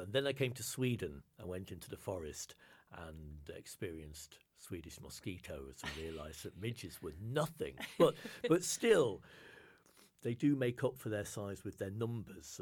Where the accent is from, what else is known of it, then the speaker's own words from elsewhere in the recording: Lake District, North West England, United Kingdom; moved away; I grew up in the Lake District in the north of England